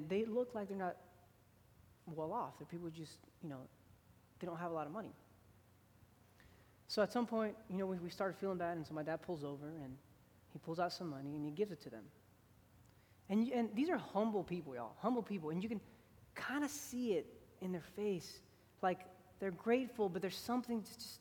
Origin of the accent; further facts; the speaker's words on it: Houston, Texas, United States; I grew up in Houston, Texas